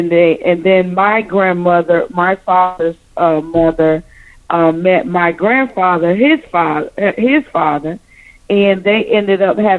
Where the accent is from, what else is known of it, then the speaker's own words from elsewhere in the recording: Speedville, Florida, United States; moved away; also born or lived in McDonough, Georgia / Clayton County, Georgia; I grew up in a little small country town. It's we just got a sign up called Speedville. It's in Florida.